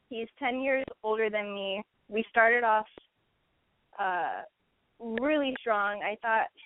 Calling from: Oahu, Hawaii, United States; I'm calling from Oahu, Hawaii, and I'm 23 years old.

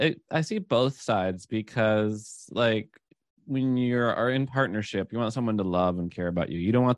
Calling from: San Francisco, California, United States; I'm in San Francisco right now.

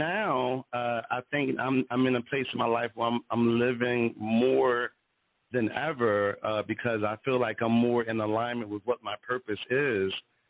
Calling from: Philadelphia, Pennsylvania, United States; I'm calling in from Philadelphia.

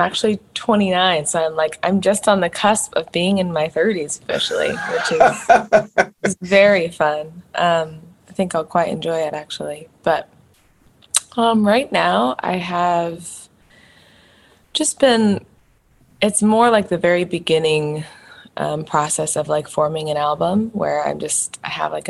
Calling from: Seattle, Washington, United States; Seattle, Washington.

